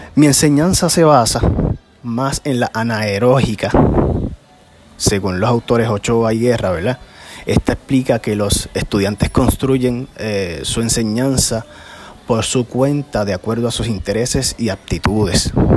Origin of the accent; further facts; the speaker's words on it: Peñuelas, Puerto Rico; soy del pueblo de Peñuelas